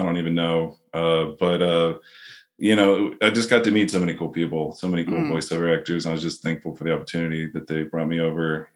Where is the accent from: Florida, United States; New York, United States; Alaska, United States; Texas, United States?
Florida, United States; I'm from Florida, so I can put on a little Southern drawl on there